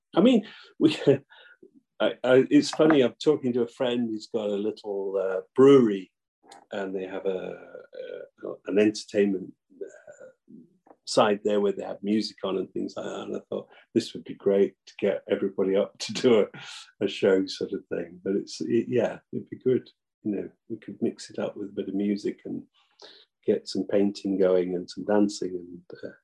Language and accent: English; Nottingham, East Midlands, United Kingdom; Near Nottingham.